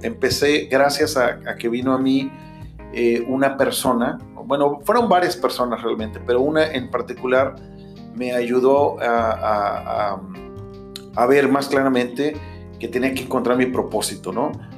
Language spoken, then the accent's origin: Spanish; Mexico; first language Spanish; moved away as an adult; nací en México, soy mexicano. Eh, viví casi hasta los 30 años en México.